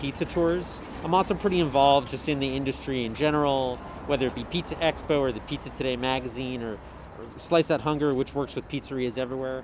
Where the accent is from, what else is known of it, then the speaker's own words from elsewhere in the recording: United States; I'm American